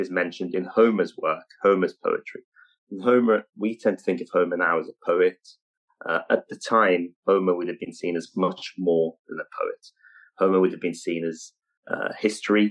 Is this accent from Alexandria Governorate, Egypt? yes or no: yes; Alexandria, Alexandria Governorate, Egypt; I'm from Alexandria. My parents are my grandparents, great-grandparents.